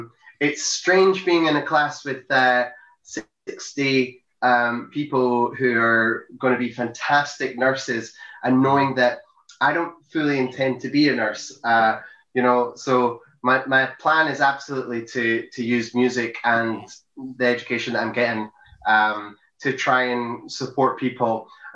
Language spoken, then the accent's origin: English; St Andrews, Scotland, United Kingdom; I think, because I grew up in St. Andrews, I went to high school in St. Andrews, and so because there's so many different accents going on there, my accent was a little bit strange.